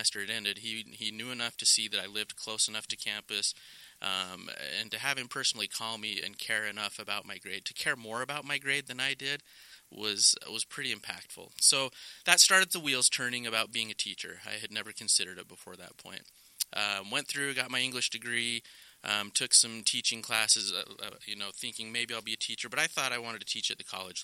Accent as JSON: {"language": "English", "town": "Rigby", "region": "Idaho", "country": "United States", "tie": "born or raised there", "moved": "yes", "lives_now": "Utah, United States", "said": "I grew up in Idaho, southeast Idaho, Rigby to be specific, and have been in Utah"}